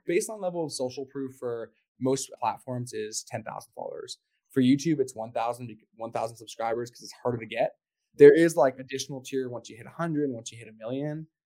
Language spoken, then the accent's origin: English; Canada; I'm from Canada